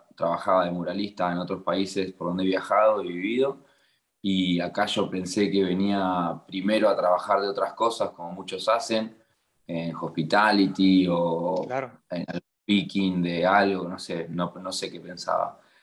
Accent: La Plata, Buenos Aires Province, Argentina; moved away as an adult; now in Melbourne, Australia; yo soy de La Plata, cerca de Buenos Aires

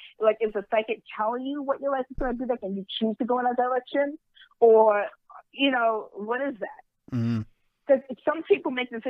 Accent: New York, United States; moved away as an adult; now in Secaucus, United States; And I'm from New York.

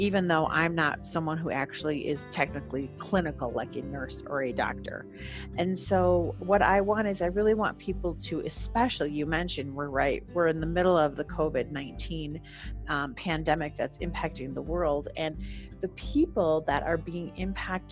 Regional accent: Wisconsin, United States; now in Colorado, United States; I'm originally from Wisconsin

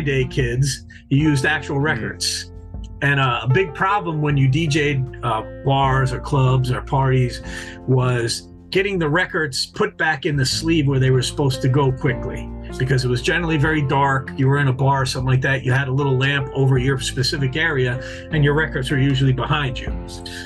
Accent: New York, United States; moved away; a kid I grew up with in New York

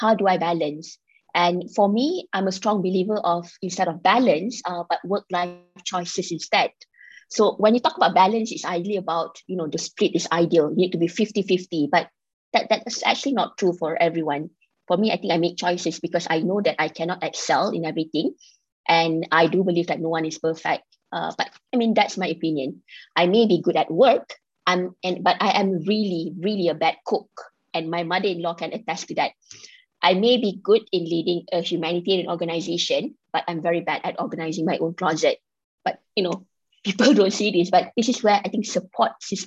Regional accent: Kelantan, Malaysia; now in Kuala Lumpur, Malaysia; I am a girl from Kelantan, so both my parents are actually Kelantanese, and we now reside in KL

